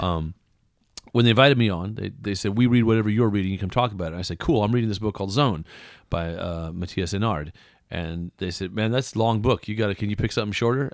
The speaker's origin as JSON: {"language": "English", "region": "West Coast", "country": "United States", "tie": "born or raised there", "also_born_or_lived": "Iowa", "moved": "yes"}